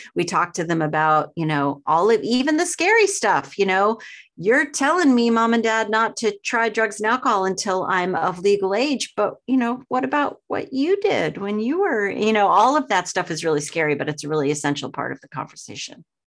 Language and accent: English; outside of Boston, Massachusetts, United States; I grew up outside of Boston, very small town